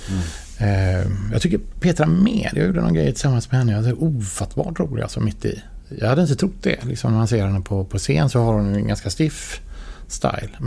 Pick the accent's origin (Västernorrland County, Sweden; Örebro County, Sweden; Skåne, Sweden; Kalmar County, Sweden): Skåne, Sweden; jag tänker så här att, att stå på scenen på Draken mm. som skåning.